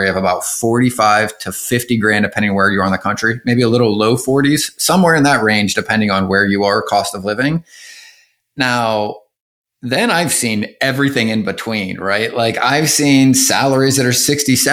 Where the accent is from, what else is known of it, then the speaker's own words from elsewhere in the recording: Pennsylvania, United States; growing up in Pennsylvania